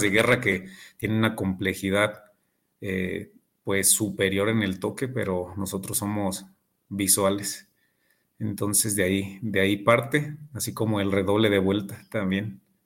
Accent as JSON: {"language": "Spanish", "town": "Morelia", "region": "Michoacán", "country": "Mexico", "tie": "born or raised there", "said": "soy nacido aquí en Morelia. Actualmente tengo 34 años. Eh, soy ingeniero industrial, egresado de, del TEC de Morelia. Ahí, este, ahí hice mi, formación y actualmente pues estoy cursando una, maestría en pedagogía y pues aquí siempre he radicado en, Morelia, Michoacán"}